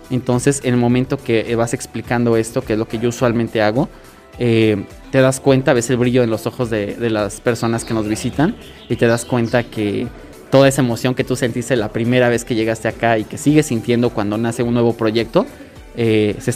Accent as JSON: {"language": "Spanish", "region": "Oaxaca", "country": "Mexico", "said": "es uno de los orgullos más grandes que como zapotecas y como oaxaqueños podemos tener."}